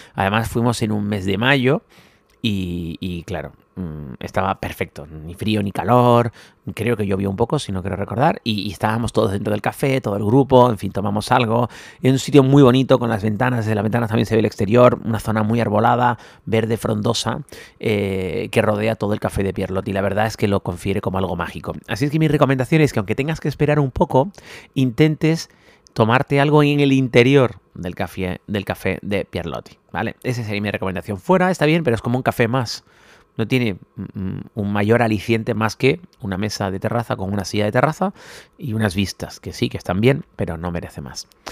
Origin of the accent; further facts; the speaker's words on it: Spain; somos muy españoles